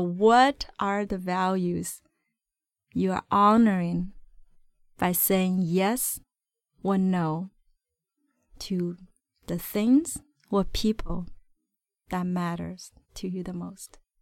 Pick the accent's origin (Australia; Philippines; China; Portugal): China; now in Vancouver, Canada; my root is, uh, I was born in China